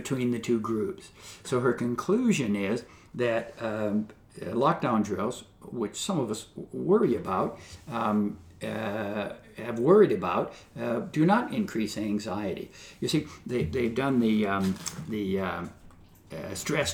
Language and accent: English; Southern California, United States; I was growing up in Southern California